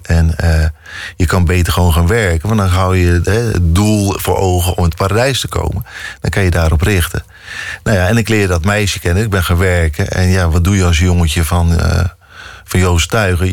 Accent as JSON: {"language": "Dutch", "town": "Dordrecht", "region": "South Holland", "country": "Netherlands", "tie": "born or raised there", "also_born_or_lived": "Rotterdam", "moved": "as an adult", "said": "Ik ben in Dordrecht opgegroeid"}